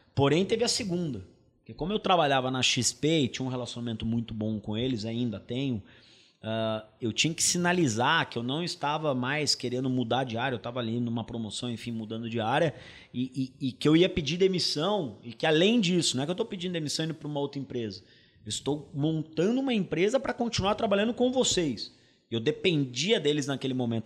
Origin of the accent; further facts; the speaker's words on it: interior of São Paulo, Brazil; moved away as an adult; also born or lived in England; now in São Paulo, Brazil; Meu pai é sócio com meu tio de um supermercado no interior de São Paulo, onde eu nasci, fui, fui criado, e depois mudei para São Paulo para poder fazer faculdade